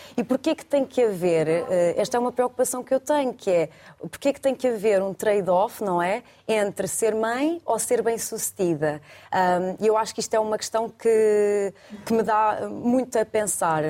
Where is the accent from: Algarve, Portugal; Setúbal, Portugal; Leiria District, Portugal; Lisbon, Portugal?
Lisbon, Portugal; Alverca do Ribatejo; also born or lived in Brussels; Eu sou da Alverca